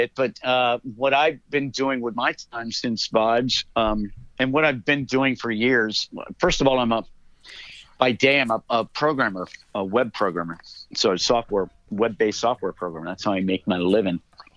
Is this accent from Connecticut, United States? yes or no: yes; Greenwich, Connecticut, United States; I grew up in Greenwich